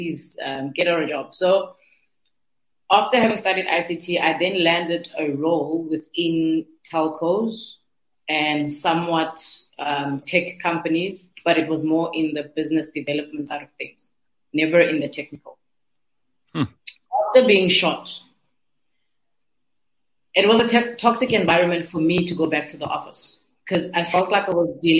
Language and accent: English; Cape Town, Western Cape, South Africa; I'm from Nyanga.